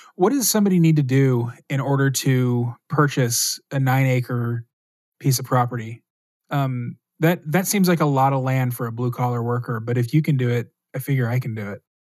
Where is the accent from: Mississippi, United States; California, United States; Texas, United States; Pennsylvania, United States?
Texas, United States; I grew up in Texas as a Catholic.